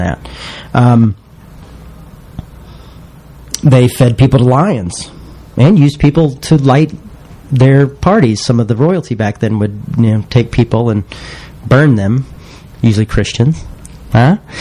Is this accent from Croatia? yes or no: no; the South, United States; I'm from the South